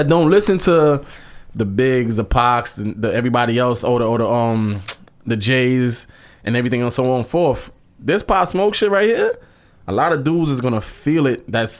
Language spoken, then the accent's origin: English; New York City, New York, United States; Brooklyn, Canarsie, Flossie, I'm from Brownsville.